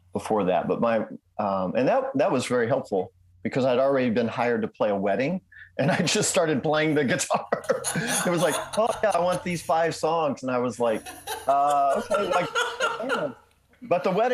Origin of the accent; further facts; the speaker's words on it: Fort Wayne, Indiana, United States; moved away as an adult; now in Nashville, United States; I grew up in northern Indiana. I was born in Fort Wayne